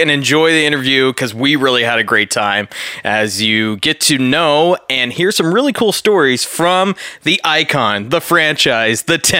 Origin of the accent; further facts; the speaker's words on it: Canada; growing up in Canada in the mid to late 90s